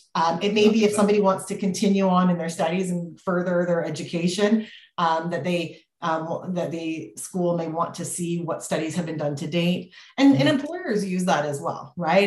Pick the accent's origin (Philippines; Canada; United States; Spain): Canada; as a Canadian